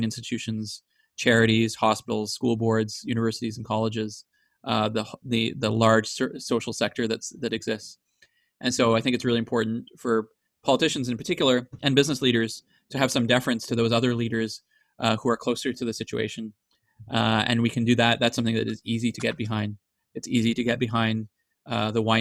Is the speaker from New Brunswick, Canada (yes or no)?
yes; New Brunswick, Canada; I'm from New Brunswick